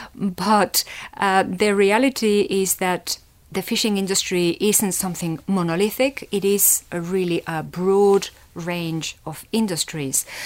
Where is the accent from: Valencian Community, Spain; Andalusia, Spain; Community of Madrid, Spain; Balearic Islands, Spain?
Valencian Community, Spain; Valencia; also born or lived in London; now in Leeds, United Kingdom; I grew up in Spain, in the city of Valencia